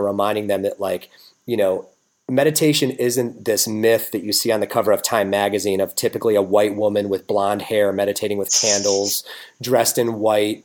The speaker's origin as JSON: {"language": "English", "country": "United States", "said": "as a American male, probably a white entitled American male"}